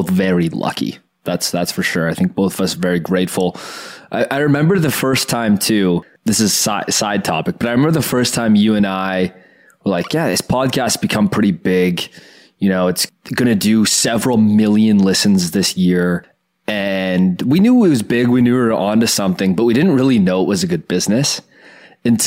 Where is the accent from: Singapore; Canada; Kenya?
Canada; Oakville, Ontario; I grew up in Oakville with a lot of very rich people